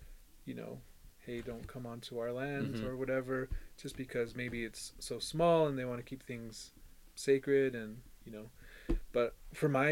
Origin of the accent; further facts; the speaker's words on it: Four Corners, United States; we have the largest reservation, bigger than a lot of states